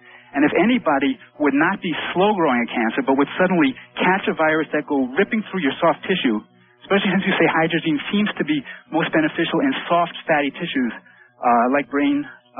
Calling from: Southeast Michigan, United States; I'm calling from Southeast Michigan.

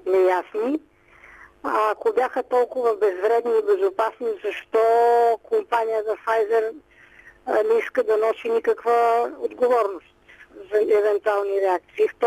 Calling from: Sofia, Sofia City, Bulgaria; Здравейте … от София съм.

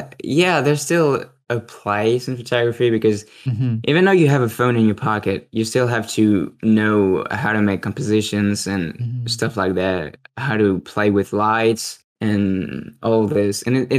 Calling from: France

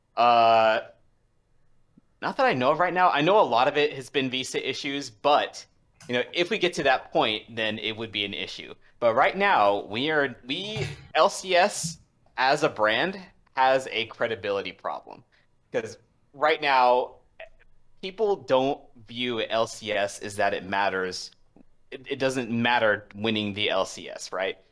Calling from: Washington, District of Columbia, United States; calling from, uh, Washington, D C

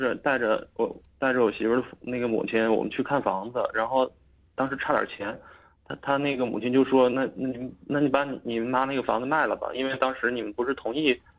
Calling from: Shenyang, Liaoning, China; 我是沈阳的 {S1} 嗯 {S3} 听众

